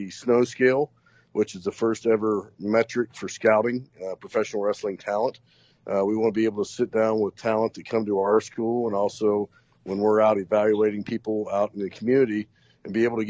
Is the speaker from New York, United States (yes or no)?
no; Knox, Pennsylvania, United States; moved away; my hometown of Knox and also Northwestern Pennsylvania